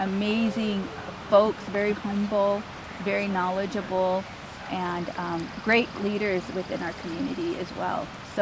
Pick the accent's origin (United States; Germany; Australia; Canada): United States; Amskapi Pikuni homelands, Northwest Montana; So I grew up here on the Upskapi Bagani homelands